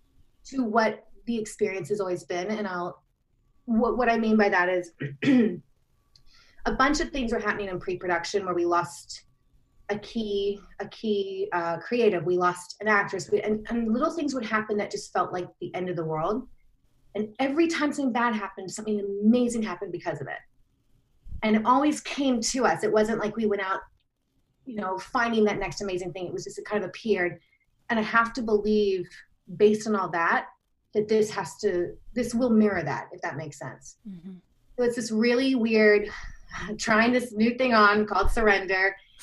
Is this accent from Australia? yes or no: yes; Australia; because I'm Australian, even though I don't sound like it.